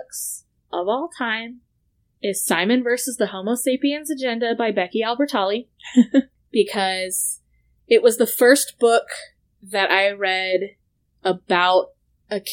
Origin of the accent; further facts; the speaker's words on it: Arizona, United States; we're from Arizona